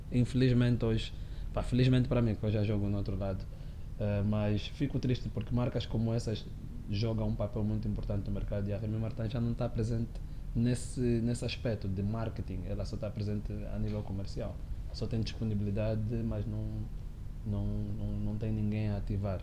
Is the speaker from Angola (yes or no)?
yes; Luanda, Luanda Province, Angola; eu cresci, eu nasci em Luanda, cresci, sou, sou, sou irmão de seis, né? somos sete no total, e cresci nos combatentes